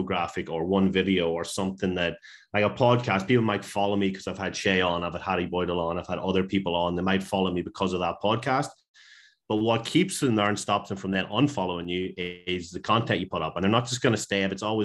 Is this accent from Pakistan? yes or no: no; Ireland; moved away as an adult; also born or lived in Liverpool, United Kingdom / Glasgow, United Kingdom; now in Perth, Australia; I am an Irish PT, moved here